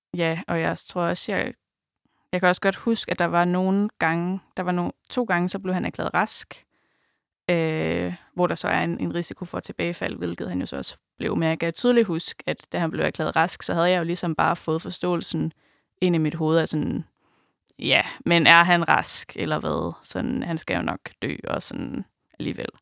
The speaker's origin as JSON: {"language": "Danish", "area": "Djursland", "region": "Central Denmark Region", "country": "Denmark", "said": "nu kommer jeg fra Djursland"}